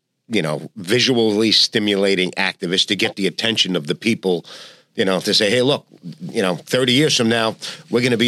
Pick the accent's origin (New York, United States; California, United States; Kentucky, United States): New York, United States; New York City; I'm a New Yorker. We're New Yorkers.